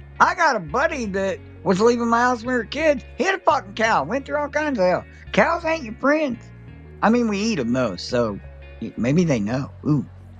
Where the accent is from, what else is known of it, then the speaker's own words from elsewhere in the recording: Illinois, United States; We're from Illinois.